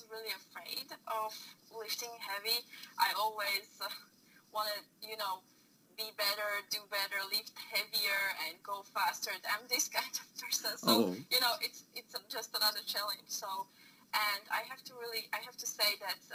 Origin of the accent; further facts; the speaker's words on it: Bratislava, Bratislava Region, Slovakia; I'm from Slovakia, from the capital, so Bratislava